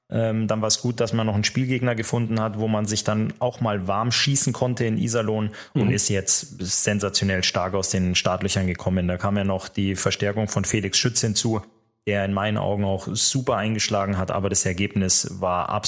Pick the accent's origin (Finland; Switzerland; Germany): Finland; Aber alle werden es mir verzeihen, dass ich natürlich ähm, meinem Heimatland Finnland eben auch die Daumen drücken muss.